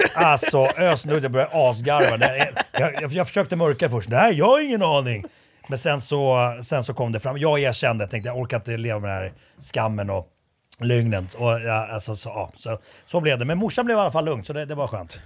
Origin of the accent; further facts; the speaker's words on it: Sweden; jag är uppvuxen i Sverige, men jag var ju finsk medborgare väldigt länge